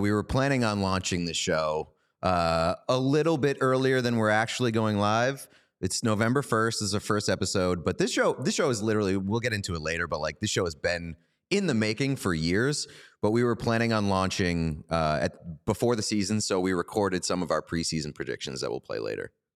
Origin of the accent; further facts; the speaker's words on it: Boston, Massachusetts, United States; We're both from Boston.